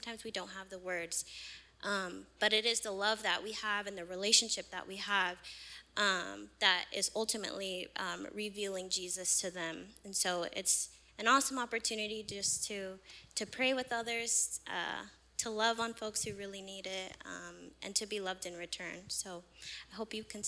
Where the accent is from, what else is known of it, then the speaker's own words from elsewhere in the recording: Modesto, California, United States; I was born and raised here in West Modesto